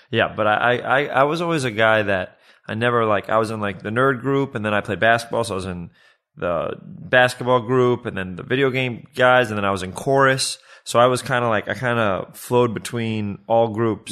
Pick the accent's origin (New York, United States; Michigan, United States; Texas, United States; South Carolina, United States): New York, United States; New York City; moved away as an adult; also born or lived in Westchester, New York; now in Los Angeles, United States; When I was a kid, I moved from Riverdale, which is like the northern part of the Bronx, and up to Westchester